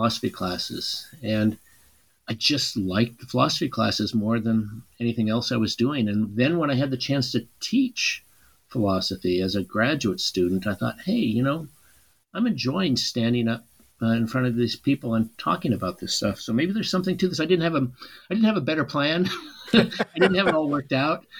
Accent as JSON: {"language": "English", "region": "Nebraska", "country": "United States", "tie": "born or raised there", "said": "I grew up in Nebraska"}